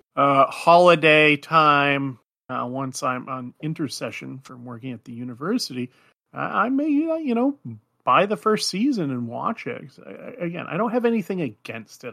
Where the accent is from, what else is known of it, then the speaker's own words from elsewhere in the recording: Alaska, United States; moved away; I was living up in the wilds of Alaska in a very tiny Athabaskan fishing village at the time